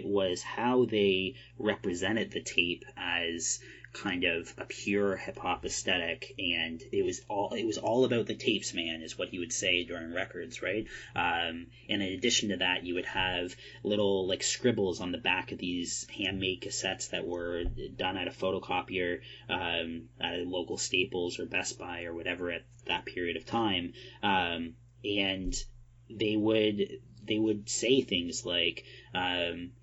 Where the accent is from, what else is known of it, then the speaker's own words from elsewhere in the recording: Canada; I'm from Canada